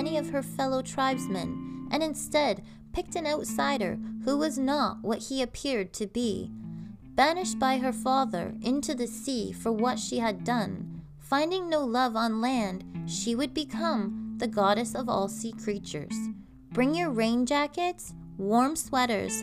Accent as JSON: {"language": "English", "country": "Canada", "said": "I'm Canadian Girl"}